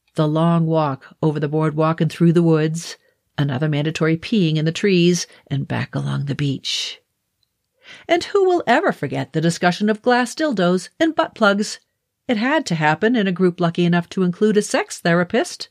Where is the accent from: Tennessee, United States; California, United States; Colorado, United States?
Colorado, United States; I'm from Colorado